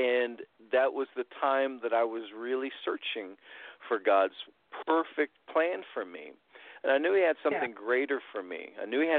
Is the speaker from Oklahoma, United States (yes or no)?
no; Muncie, Indiana, United States; moved away; I grew up in Indiana, in Muncie, Indiana, actually